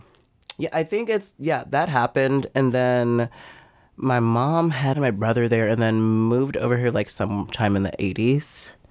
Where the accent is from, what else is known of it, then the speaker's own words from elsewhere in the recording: Nashville, Tennessee, United States; Where I grew up down the street from Princess Hot Chicken.